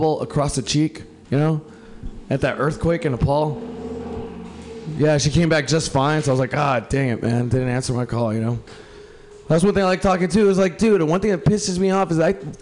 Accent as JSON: {"language": "English", "town": "Mexicali", "region": "Baja California", "country": "Mexico", "moved": "yes", "lives_now": "Portland, United States", "said": "I'm from Mexico, Mexicali, in Portland, Oregon"}